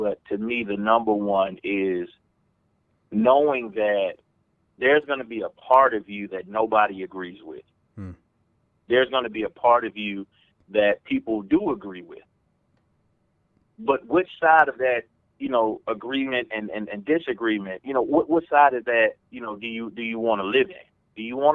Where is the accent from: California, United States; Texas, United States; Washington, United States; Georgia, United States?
Georgia, United States; Atlanta; accent: Southern; moved away; I'm from Atlanta, Georgia